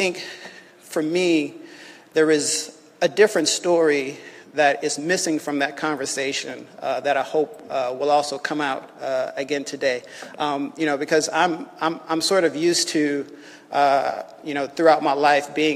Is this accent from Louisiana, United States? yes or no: yes; Louisiana, United States; moved away as an adult; also born or lived in New Orleans, Louisiana / Morgan City, Louisiana / Lafayette, Louisiana; now in Washington, D.C., United States; I grew up in Louisiana, was born in New Orleans, lived in Morgan City